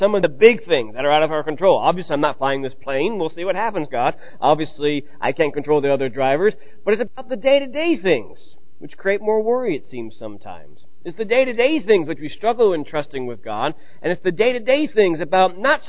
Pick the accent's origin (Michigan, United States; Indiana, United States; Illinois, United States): Illinois, United States; moved away; I just spent the week actually back in Illinois, and my mother and my sister were moving. My mom switched houses from the house I grew up in to my hometown